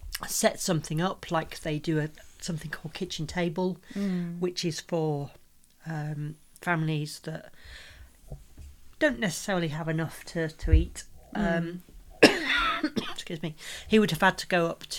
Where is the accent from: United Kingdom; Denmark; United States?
United Kingdom; we're British.